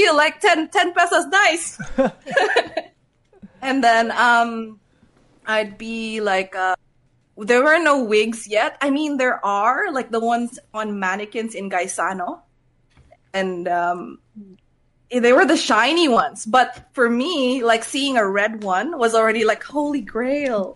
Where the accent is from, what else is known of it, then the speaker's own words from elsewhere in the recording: Cagayan de Oro, Northern Mindanao, Philippines; also born or lived in Quezon City, Philippines; now in Australia; I am from Cagayan de Oro